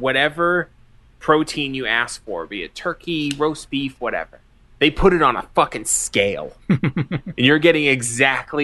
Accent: New England, United States; moved away; growing up in New England.

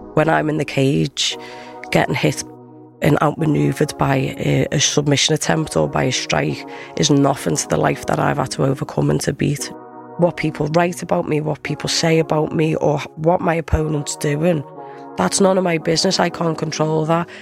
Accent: Liverpool, North West England, United Kingdom; also born or lived in Bournemouth; I grew up in Liverpool. I spent a lot of time in Bournemouth as well, down south.

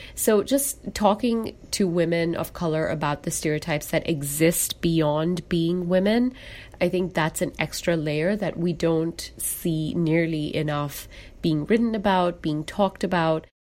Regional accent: Singapore; moved away as an adult; also born or lived in United Kingdom / India; now in Seattle, United States; I was born and brought up in Singapore, and I identify as a Singaporean.

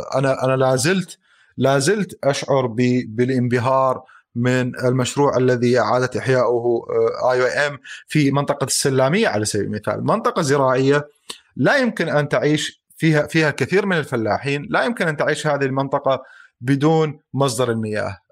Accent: Mosul, Nineveh, Iraq

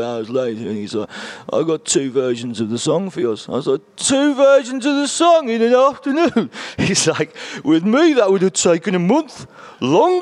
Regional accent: Birmingham, West Midlands, United Kingdom; you're from England, where are you from? And I say Birmingham without a doubt every time

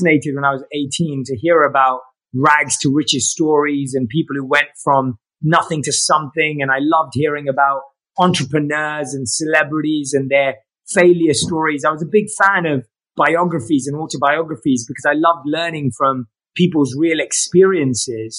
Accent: London, United Kingdom; moved away as an adult; now in Los Angeles, United States; I grew up like any other Londoner, interested in all the things you would be growing up in London

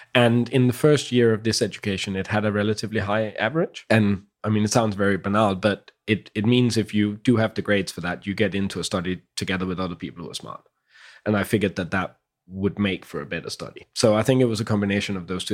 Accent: Copenhagen, Capital Region of Denmark, Denmark; also born or lived in Holbæk, Denmark; now in London, United Kingdom; I grew up in Copenhagen.

